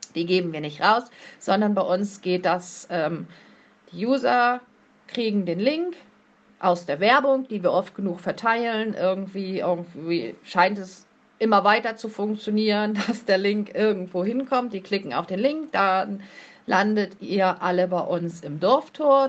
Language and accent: German; Plön district, Schleswig-Holstein, Germany; Ich komme aus Kreisplön. Das liegt ebenfalls in Schleswig-Holstein.